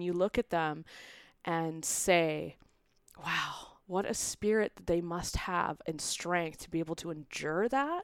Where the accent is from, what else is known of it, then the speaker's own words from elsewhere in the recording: Vancouver, British Columbia, Canada; now in Calgary, Canada; I'm originally from Vancouver. We've been now in Calgary since twenty eleven